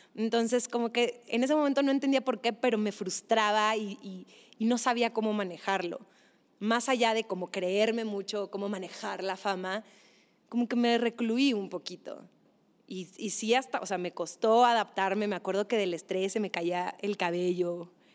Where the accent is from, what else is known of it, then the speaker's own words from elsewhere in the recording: Monterrey, Nuevo León, Mexico; moved away as an adult; also born or lived in Mexico City; esa era mi infancia y era una infancia pues en Monterrey